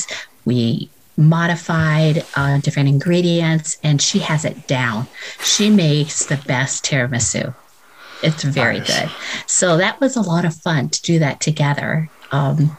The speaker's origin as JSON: {"language": "English", "region": "California", "country": "United States", "moved": "yes", "said": "I'm from California"}